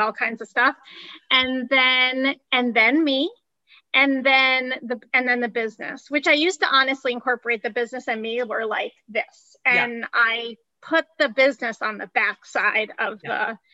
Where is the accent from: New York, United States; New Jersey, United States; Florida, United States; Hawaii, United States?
New Jersey, United States; also born or lived in Ohio; We're in New Jersey, where I was raised.